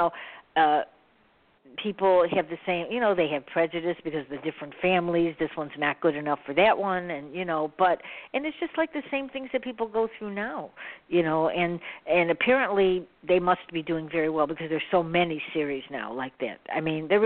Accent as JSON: {"language": "English", "town": "Chicago", "region": "Illinois", "country": "United States", "said": "I'm from Chicago"}